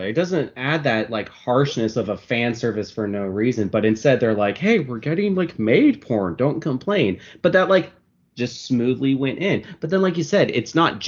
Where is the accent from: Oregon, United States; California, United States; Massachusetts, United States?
Oregon, United States; I grew up in Oregon